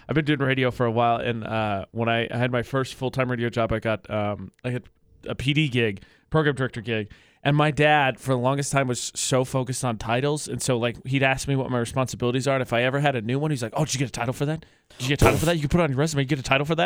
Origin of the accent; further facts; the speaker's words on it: Midwest, United States; also born or lived in Indiana / New Mexico; now in Utah, United States; as a Midwesterner